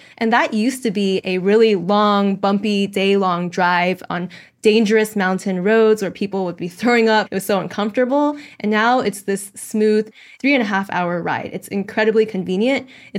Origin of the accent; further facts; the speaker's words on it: United States; Actually, as an American, I was thinking, this train is a lot better than trains I've been on in the US.